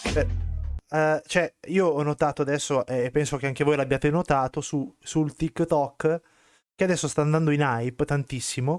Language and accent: Italian; Southern Italy, Italy; io son del sud Italia